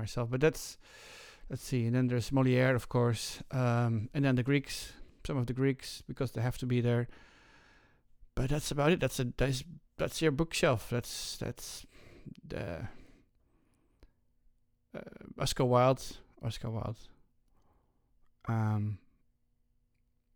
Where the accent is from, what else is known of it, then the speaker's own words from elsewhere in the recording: Netherlands; moved away as an adult; I was raised in the Netherlands.